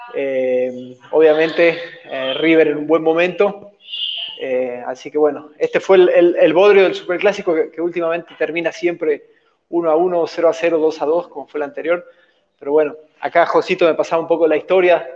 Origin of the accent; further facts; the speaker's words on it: Bolivia; como bolivianos